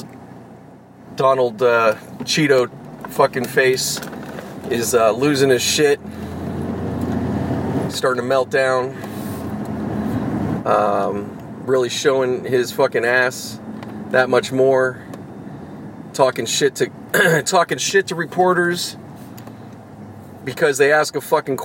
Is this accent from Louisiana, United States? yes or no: no; Pittsburgh, Pennsylvania, United States; moved away; back in Pittsburgh, in my hometown, in Squirrel Hill